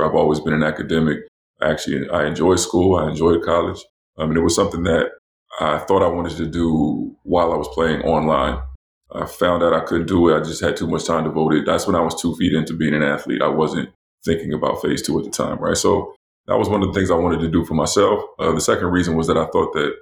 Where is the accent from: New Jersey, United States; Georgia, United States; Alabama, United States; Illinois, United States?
New Jersey, United States; moved away as an adult; also born or lived in North Carolina / Europe / Florida; I grew up in New Jersey